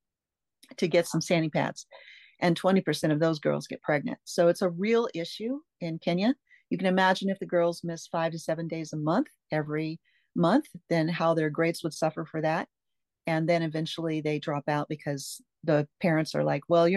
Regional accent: Tacoma, Washington, United States; moved away as an adult; now in Pasco, United States; I grew up mostly on the West Coast, Tacoma, Edgewood, Puyallup, that area.

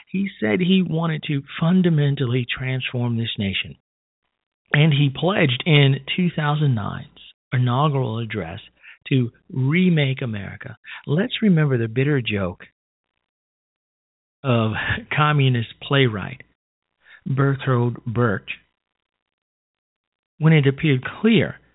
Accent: Illinois, United States; who became a mostly absentee state senator in my hometown of Illinois

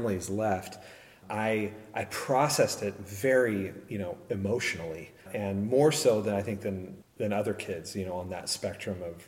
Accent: San Luis Obispo, California, United States; I grew up in San Luis Obispo

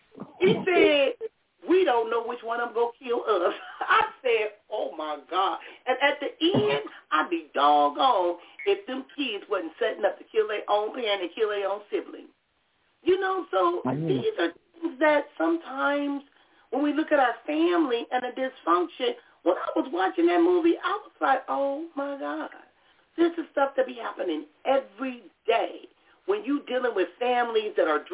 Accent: Compton, California, United States; growing up in Compton.

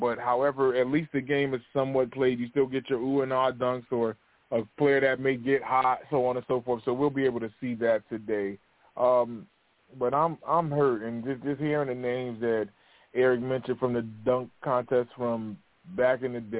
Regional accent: Northeast United States, United States; I am from the Northeast region of the United States of America, where these winters are interesting. And I'm a part of the tri-state area where New York, New Jersey, and Connecticut are a part of the tri-state area.

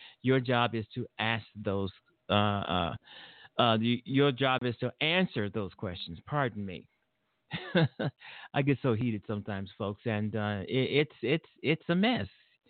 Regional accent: Illinois, United States; Donald Trump was in Illinois, my hometown, Illinois, a couple of weeks ago, and we didn't want him here.

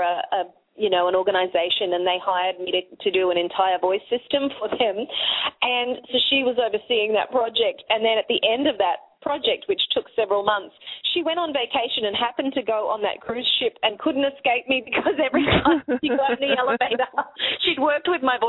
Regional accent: Australia; accent: Australian

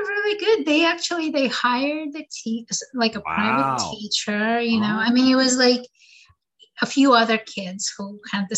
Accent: Russia; also born or lived in New York City, United States; now in Upstate New York, United States; I was born in Russia and I came here. Well, my parents brought me here and to New York

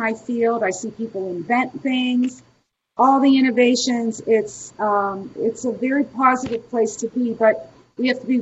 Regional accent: Pittsburgh, Pennsylvania, United States; I'm from Pittsburgh, Pennsylvania

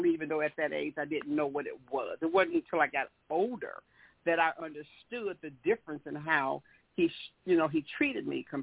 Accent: the South, United States; we are from the South, we're from the South, and slavery was so dominant back then

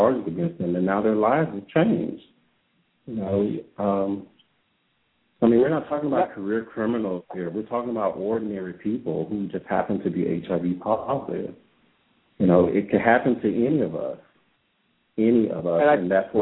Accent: Louisiana, United States; I'm from Louisiana.

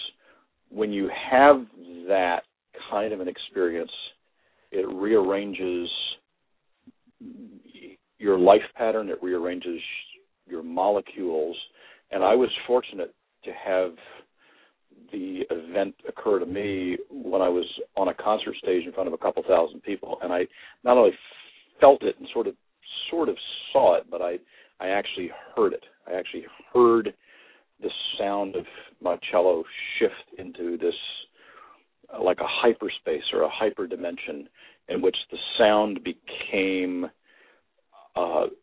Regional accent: Kentucky, United States; I grew up in Kentucky, which is a very rich environment energetically

